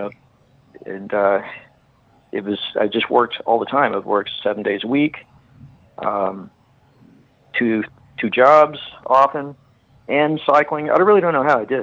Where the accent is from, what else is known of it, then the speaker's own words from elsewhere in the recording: Fort Worth, Texas, United States; moved away; I grew up in Texas and in Fort Worth.